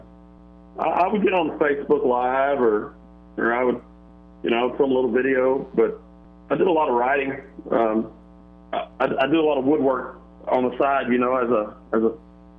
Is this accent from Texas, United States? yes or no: yes; Livingston, Texas, United States; I was born and raised in Livingston, Texas, and I'm still standing here right now